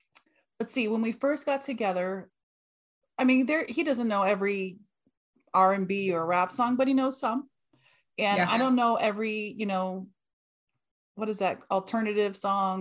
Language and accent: English; California, United States; so I grew up in Cali